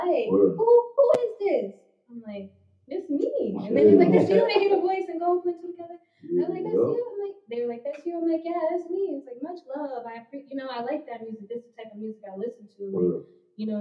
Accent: Danbury, Connecticut, United States; moved away; I'm from Danbury originally. All my family's out there.

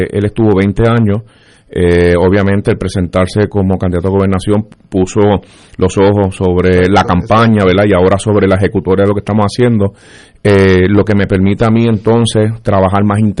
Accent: Isabela, Puerto Rico; born or raised there

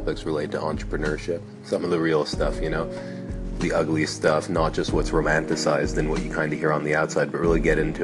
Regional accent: Montreal, Quebec, Canada; also born or lived in New York; we came back to my hometown of Montreal

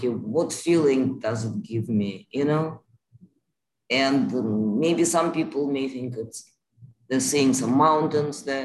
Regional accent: Moscow, Russia; now in United States; I grew up in Moscow

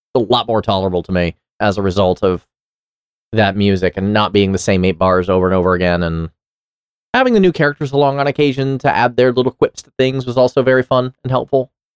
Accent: New York City, New York, United States; I grew up in New York City, and I took the subway a lot

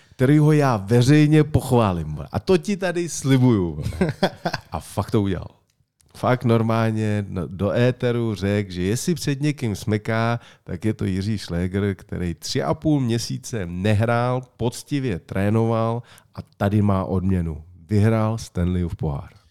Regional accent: Czechia; já jsem vždycky byl hrdý na to, že jsem Čech a jsem hrdý na to, že jsem Čech

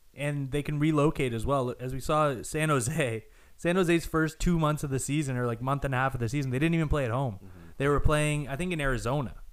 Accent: Hamilton, Ontario, Canada; We're, we're from a city right outside Brantford, which is weird to say because we're from Hamilton.

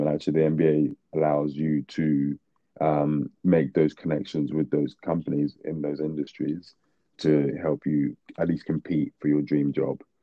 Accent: Nigeria; now in London, United Kingdom; moved back to Nigeria for about sort of nine ten years

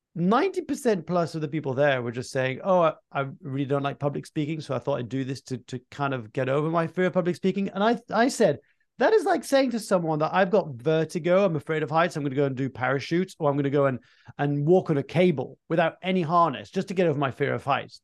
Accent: Fontainebleau, Île-de-France, France; My mum started this Anglophone section in, in southeast of Paris in Fontainebleau, my hometown.

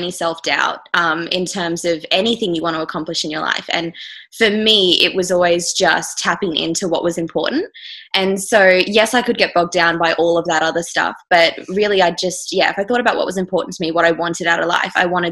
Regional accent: far north Queensland, Australia; now in Victoria, Australia; I'm from far north Queensland

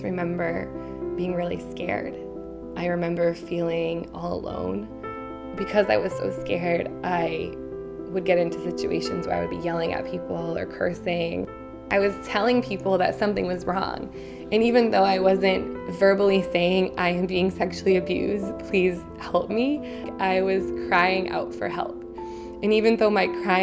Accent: Western Massachusetts, United States; also born or lived in Boston; I grew up in Western Massachusetts, which is about an hour and a half outside of Boston

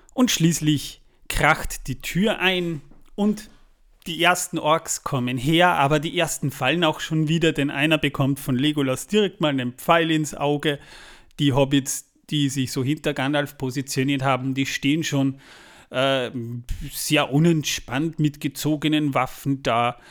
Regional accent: Austria; Wir kommen extra aus Österreich angereist

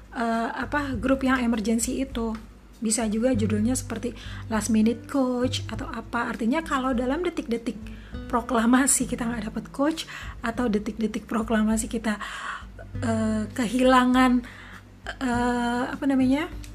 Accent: Indonesia; saya yang dari Indonesia

